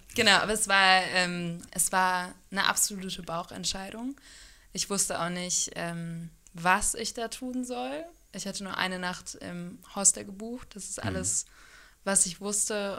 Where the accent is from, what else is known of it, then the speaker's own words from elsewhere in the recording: Hanover, Lower Saxony, Germany; moved away as an adult; also born or lived in Freiburg / New Zealand / Australia; now in Kiel, Germany; ganz ursprünglich komme ich aus Hannover